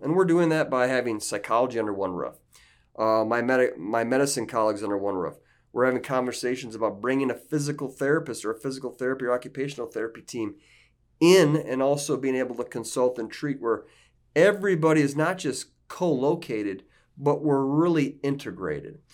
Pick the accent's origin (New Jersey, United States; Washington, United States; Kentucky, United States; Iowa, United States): Iowa, United States; northeast; I'm from Iowa. I'm from a little small farming community in northeast Iowa